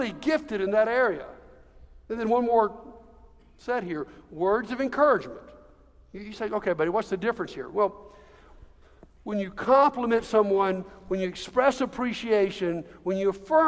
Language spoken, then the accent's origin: English; Montgomery, Alabama, United States; moved away as an adult; come back to my hometown